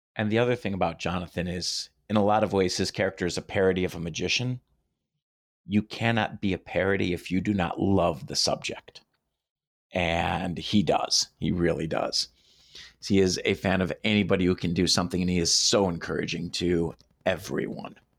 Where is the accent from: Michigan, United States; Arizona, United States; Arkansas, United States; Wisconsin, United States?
Michigan, United States; Detroit; When I was growing up in Detroit